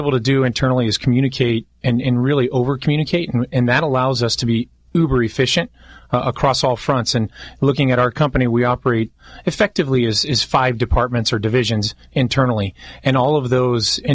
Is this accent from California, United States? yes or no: yes; Long Beach, California, United States; I grew up in Long Beach